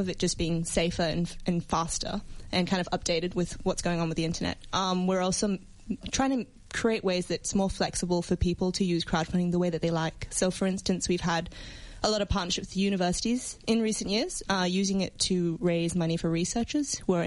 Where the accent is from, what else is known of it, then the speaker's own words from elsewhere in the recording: Singapore; now in Australia; I come from Singapore